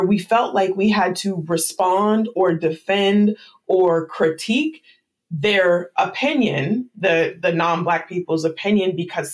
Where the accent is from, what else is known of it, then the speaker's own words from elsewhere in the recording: United States; it's obvious that I'm an American, I wasn't Haitian, it's obvious that I'm American, I'm not Ghanaian